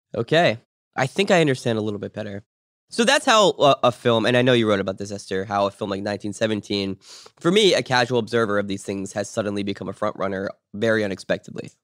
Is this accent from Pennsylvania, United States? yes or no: yes; Pittsburgh, Pennsylvania, United States; I was born in Pittsburgh.